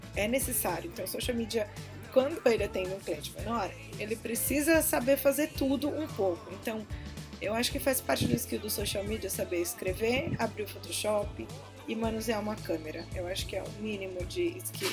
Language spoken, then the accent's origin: Portuguese; São Paulo, Brazil; Eu sou de São Paulo, sempre trabalhei aqui